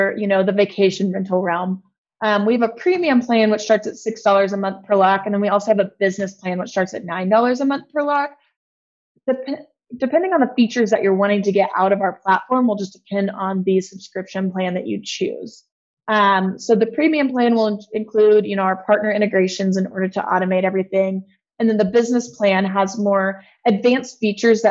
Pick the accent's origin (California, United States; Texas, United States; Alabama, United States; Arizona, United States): Texas, United States; I'm actually from Texas